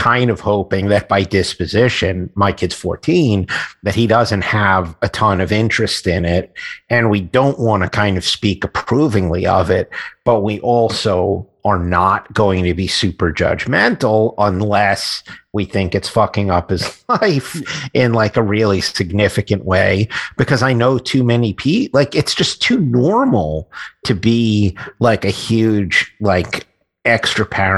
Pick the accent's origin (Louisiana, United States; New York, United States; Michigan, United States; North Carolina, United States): New York, United States; New York City; I grew up in Queens.